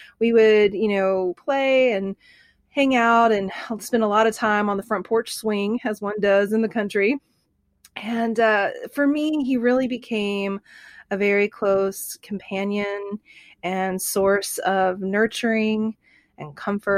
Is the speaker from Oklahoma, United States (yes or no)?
yes; Bartlesville, Oklahoma, United States; I grew up in Bartlesville, Oklahoma.